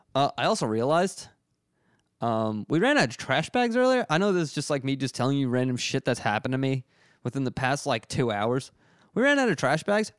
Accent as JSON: {"language": "English", "town": "Reading", "region": "Pennsylvania", "country": "United States", "moved": "yes", "lives_now": "Philadelphia, United States", "said": "I'm from Redding, Pennsylvania"}